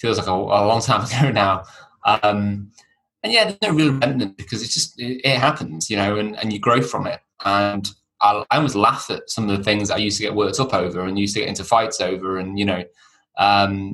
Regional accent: Chester, North West England, United Kingdom; I was brought up near Chester, only child

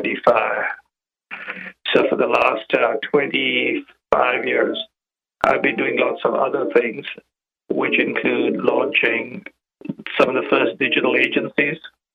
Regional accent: India; moved away as an adult; now in Chicago, United States; I grew up in India.

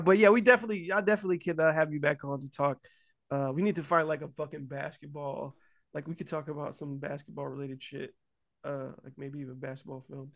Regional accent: California, United States; moved away; also born or lived in Ohio; they moved to California. I was born in California

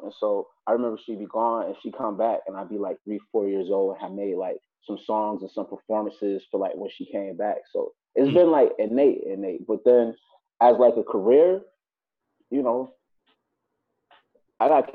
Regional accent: New York City, New York, United States; also born or lived in Buffalo, New York; I was raised in Brooklyn, and I spent my whole life between the two

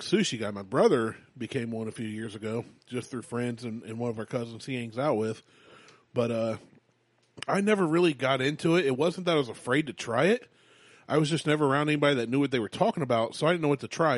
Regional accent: United States; we're American

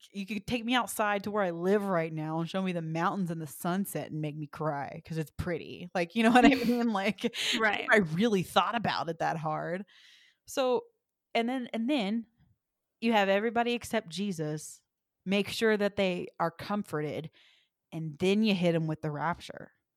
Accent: the South, United States; moved away; I'm from the South

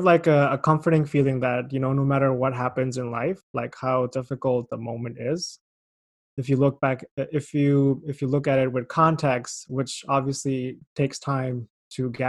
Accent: Pakistan; moved away as an adult; now in Canada; I'm from Pakistan

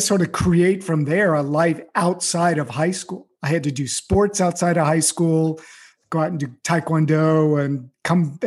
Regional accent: Beverly Hills, California, United States; I grew up in Beverly Hills in, you know, pretty good situation.

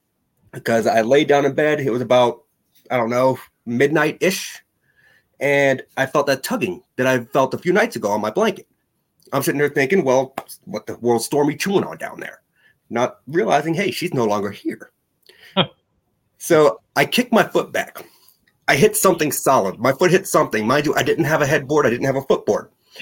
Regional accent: New Hampshire, United States; born there; also born or lived in Las Vegas / Oklahoma / Texas / Alabama; I was born in New Hampshire. We moved from New Hampshire to Las Vegas. We moved from Las Vegas to Oklahoma, from Oklahoma to Texas, from Texas to Alabama, and then back to New Hampshire.

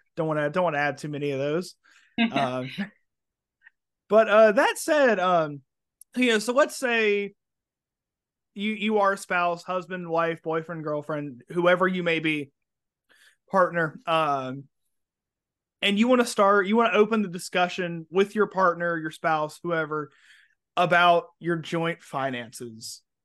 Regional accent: Alabama, United States; moved away; also born or lived in Florida; I'm originally from Alabama.

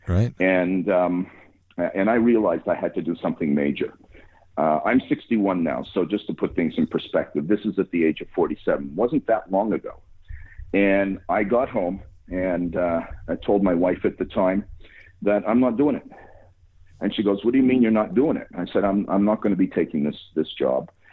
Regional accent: Montreal, Quebec, Canada; I'm from Montreal and live here

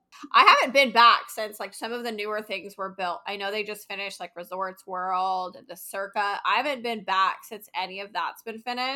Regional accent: Reno, Nevada, United States; moved away; also born or lived in Las Vegas, Nevada; I'm from Reno, so not local in that sense, but I was in Vegas for about 5 years.

